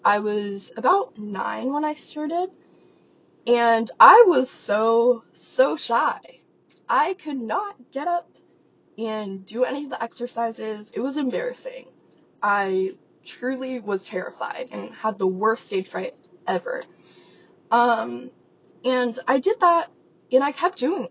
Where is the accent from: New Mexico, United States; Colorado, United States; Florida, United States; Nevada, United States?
Nevada, United States; Las Vegas; I grew up in Las Vegas, Nevada, and no, I did not live in a casino.